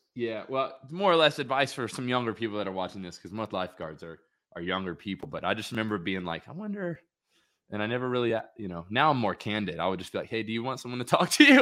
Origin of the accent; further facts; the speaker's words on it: Florida, United States; home base for me is Jacksonville Beach, mm-hmm. and I'm born and raised in Florida